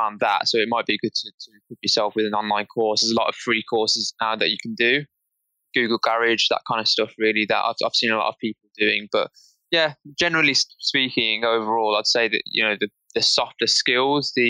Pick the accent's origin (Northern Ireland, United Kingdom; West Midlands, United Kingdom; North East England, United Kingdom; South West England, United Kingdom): West Midlands, United Kingdom; Birmingham; I'm from Birmingham, which is the second biggest city after London